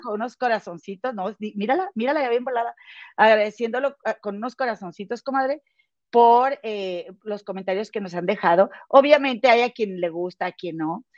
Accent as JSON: {"language": "Spanish", "town": "Monterrey", "region": "Nuevo León", "country": "Mexico", "moved": "yes", "lives_now": "Chicago, United States", "said": "yo soy de Monterrey y mi comadre Gema también, las dos de allá somos"}